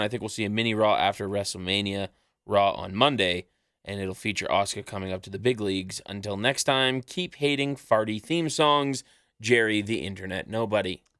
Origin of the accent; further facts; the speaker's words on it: Canada; we're from Canada, and there was a really cold, really cold snap happening back home